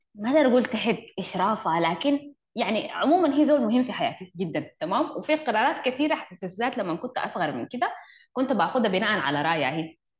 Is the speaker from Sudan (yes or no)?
yes; Sudan; عندنا في السودان